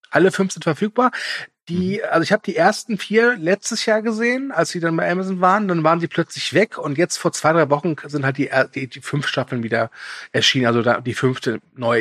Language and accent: German; Germany; als Deutscher